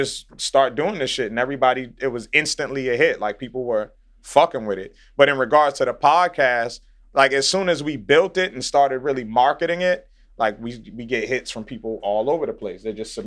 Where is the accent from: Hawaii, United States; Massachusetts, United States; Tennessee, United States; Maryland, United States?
Massachusetts, United States; Boston; also born or lived in Dorchester, Boston; I'm from Dorchester, but I grew up in Roxbury as well